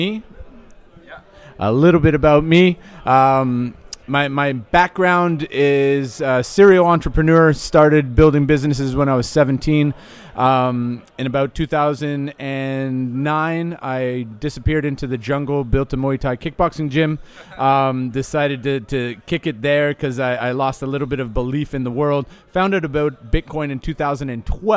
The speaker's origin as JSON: {"language": "English", "town": "Amsterdam", "region": "North Holland", "country": "Netherlands", "said": "I come from Amsterdam, where the scene is a little bit, it's a little bit segregated"}